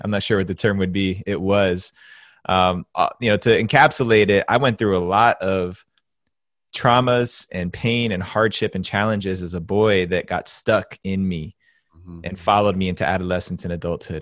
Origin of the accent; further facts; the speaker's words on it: New Jersey, United States; I'm actually from New Jersey. I grew up about seven miles as the crow flies from downtown Manhattan.